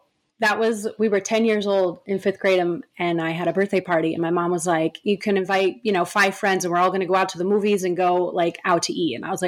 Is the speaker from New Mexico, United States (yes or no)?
no; New York, United States; moved away as an adult; now in West Hollywood, United States; now we live in West Hollywood, far away from where we grew up. We grew up in New York